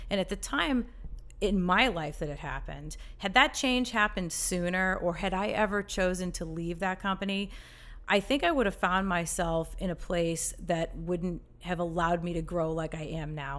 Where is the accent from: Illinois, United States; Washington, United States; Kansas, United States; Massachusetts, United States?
Massachusetts, United States; moved away as an adult; now in Charlotte, United States; I grew up in Massachusetts, lived there all my life